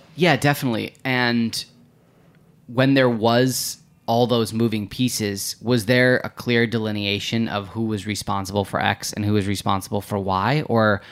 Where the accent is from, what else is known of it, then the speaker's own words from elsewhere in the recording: Midwest, United States; we're both from the Midwest